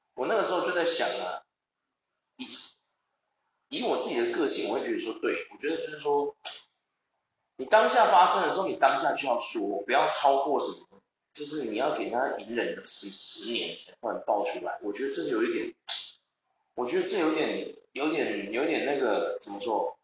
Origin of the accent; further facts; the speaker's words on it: Taiwan; 是不是因为我们台湾人的教育受到了一些问题